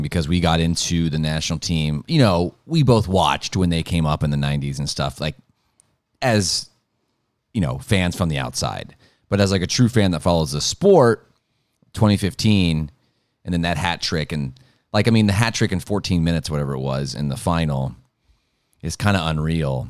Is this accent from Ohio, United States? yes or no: yes; Ohio, United States; there's two in my home state